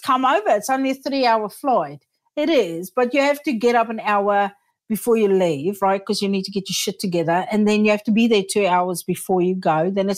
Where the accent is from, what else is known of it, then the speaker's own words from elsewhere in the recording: South Africa; also born or lived in United States / United Kingdom; now in New Zealand; I immigrated from South Africa first to the US, then to the UK, then back to South Africa, then to New Zealand.